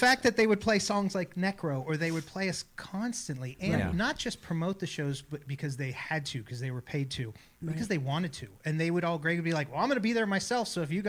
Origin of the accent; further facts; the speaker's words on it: Los Angeles, California, United States; now in Tulsa, United States; especially for me growing up in Los Angeles, you just didn't get that support.